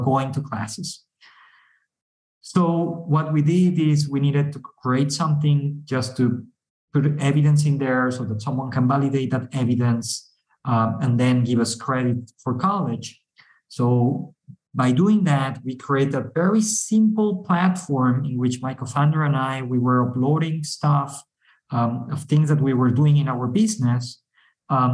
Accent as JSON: {"language": "English", "country": "Mexico", "said": "We are from Mexico"}